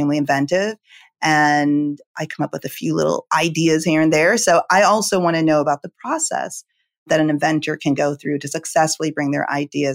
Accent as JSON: {"language": "English", "country": "Jamaica", "tie": "born or raised there", "moved": "yes", "said": "I was born in Jamaica"}